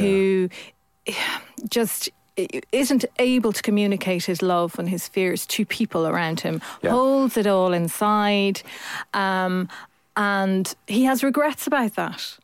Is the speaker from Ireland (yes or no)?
yes; Ireland; you weren't part of a very religious family when you're Irish.